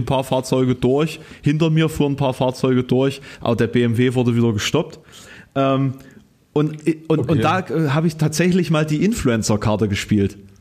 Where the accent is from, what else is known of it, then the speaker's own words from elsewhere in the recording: Querfurt, Saxony-Anhalt, Germany; now in Halle, Germany; ich habe ja kein hallisches Kennzeichen, ähm, sondern hm. quasi aus meiner Heimat eins